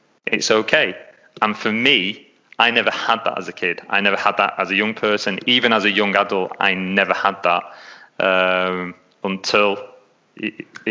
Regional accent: England, United Kingdom; accent: English; moved away as an adult; now in Melbourne, Australia; I was going out there from England, because as you can tell, I'm English, I'm not Australian, so I've got an English accent

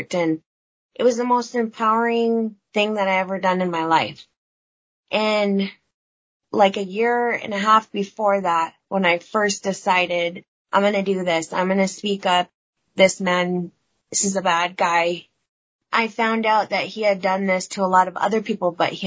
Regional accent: Blackfeet Nation, Montana, United States; I'm from the Blackfoot Confederated Nation.

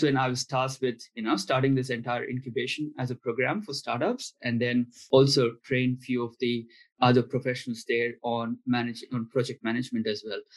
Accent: India; moved away; I'm from India

